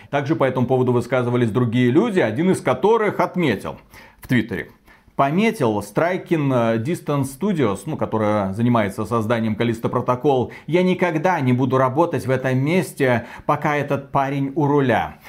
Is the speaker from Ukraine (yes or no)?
no; Belarus; я белорус